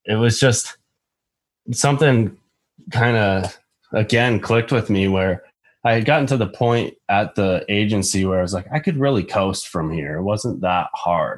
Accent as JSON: {"language": "English", "region": "Ohio", "country": "United States", "tie": "born or raised there", "also_born_or_lived": "Florida", "said": "I was born and raised in Ohio"}